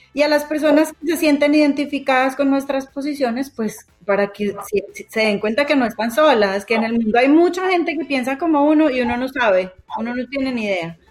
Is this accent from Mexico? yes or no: no; Colombia; las tres crecimos en Colombia en una época de muchísima violencia